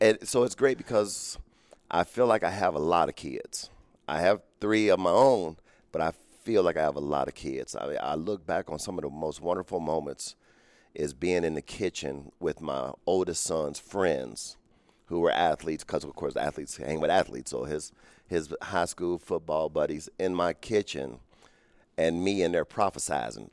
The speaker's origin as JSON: {"language": "English", "town": "Cincinnati", "region": "Ohio", "country": "United States", "tie": "born or raised there", "said": "I grew up in Cincinnati, Ohio"}